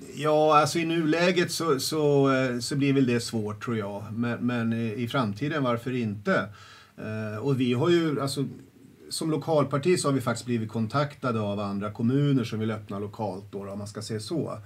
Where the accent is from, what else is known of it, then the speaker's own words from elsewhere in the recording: Södertälje, Stockholm County, Sweden; jag är uppväxt i Södertälje, eh, centralt, eh, i, i liksom Kallhov